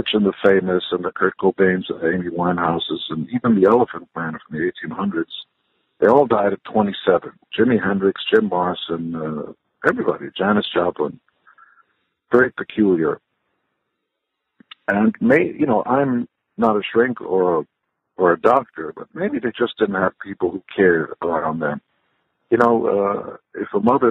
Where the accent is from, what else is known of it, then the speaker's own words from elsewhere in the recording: Israel; also born or lived in Canada; now in United States; I'm from Israel